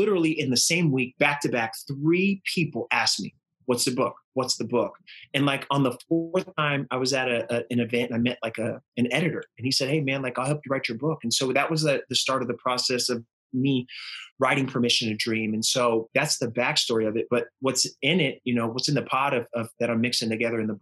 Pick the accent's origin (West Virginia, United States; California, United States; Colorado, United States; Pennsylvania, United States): California, United States; Northern; I'm from Northern California